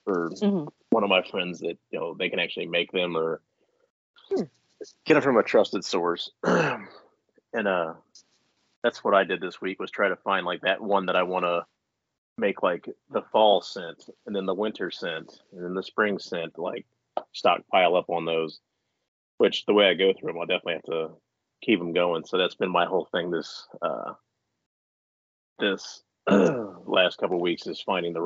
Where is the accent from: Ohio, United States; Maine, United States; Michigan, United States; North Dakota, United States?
Ohio, United States; Mansfield; I'm from here. They all migrated to Mansfield, so that's where they met and made me. So I'm a Buck Billy is what they used to call me when I was a kid because they're all hillbillies and I'm a Buckeye